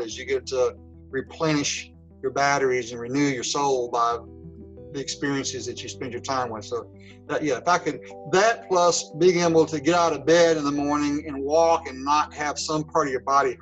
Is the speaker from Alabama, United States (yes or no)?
yes; Decatur, Alabama, United States; I grew up in Decatur, Alabama.